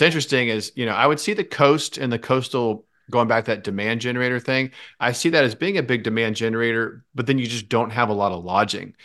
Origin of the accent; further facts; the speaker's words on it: Jacksonville, Florida, United States; I was born in Jacksonville and i um, lived here almost my entire life